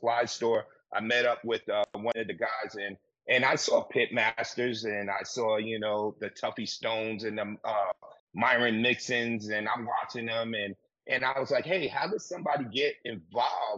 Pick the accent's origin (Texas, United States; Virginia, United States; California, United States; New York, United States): New York, United States; New York City; I'm from the South Bronx